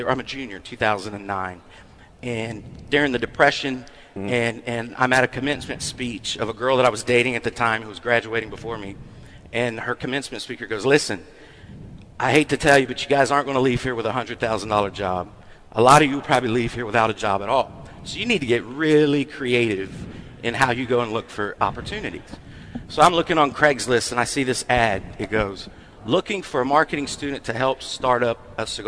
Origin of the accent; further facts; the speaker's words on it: Fayetteville, North Carolina, United States; I'm from North Carolina